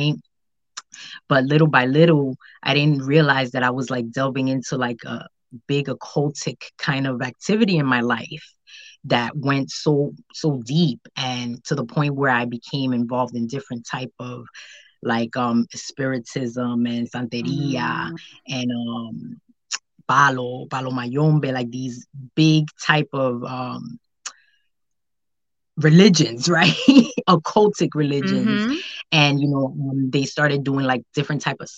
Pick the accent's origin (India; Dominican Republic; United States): Dominican Republic; also born or lived in Haiti; I'm from the Dominican Republic and my family's also from Haiti.